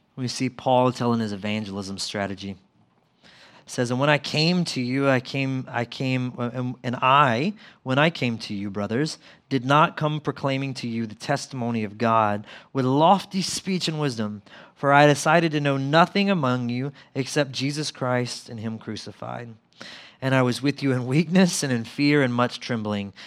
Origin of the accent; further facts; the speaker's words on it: Mississippi, United States; where I grew up in Mississippi.